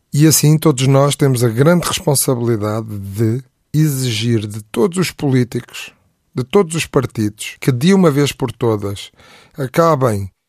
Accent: Portugal; Essa é a nossa obrigação enquanto portugueses.

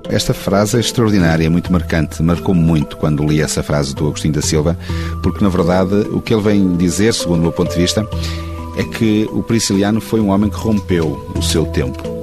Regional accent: Penafiel, Norte, Portugal; born or raised there

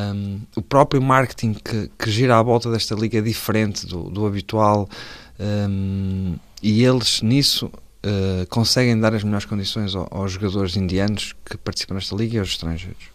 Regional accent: Vila do Conde, Porto District, Portugal; moved away; sou de Vila de Conde

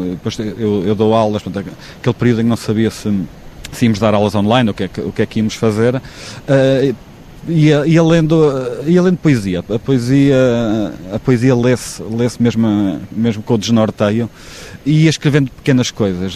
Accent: Figueira da Foz, Coimbra District, Portugal; also born or lived in Florence, Italy / Praia da Barra; now in Vila do Conde area, Portugal; Sou da Figueira, vivi na, na Praia da Barra, custou-me ah, a ausência de mar quando vivi em Florença durante quatro anos

